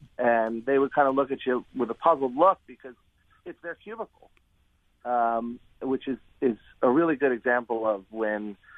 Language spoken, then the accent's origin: English; Camden, New Jersey, United States; born there; Well, I was born in Camden, but it was already pretty much a post-industrial wasteland.